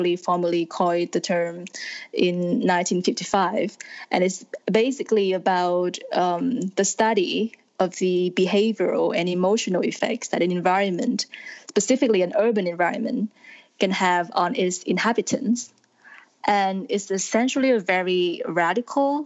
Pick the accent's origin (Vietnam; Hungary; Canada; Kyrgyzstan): Vietnam; also born or lived in United States; now in Paris, France; I'm from Vietnam